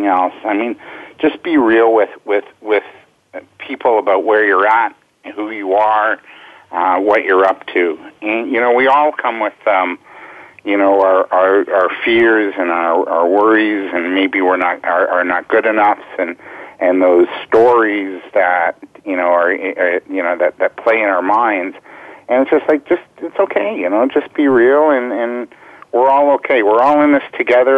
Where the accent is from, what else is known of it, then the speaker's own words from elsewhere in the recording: Canada; I am the Canadian winner